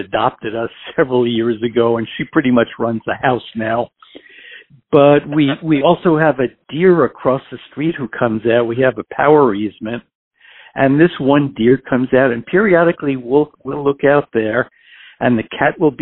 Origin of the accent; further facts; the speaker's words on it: New York City, New York, United States; moved away as an adult; also born or lived in Houston, Texas / Pittsburgh, Pennsylvania; now in Hillsborough, United States; originally I'm from New York City. I was actually adopted at birth in New York City at the time, at the time of my birth. Grew up there and lived there until I was just about 40 years old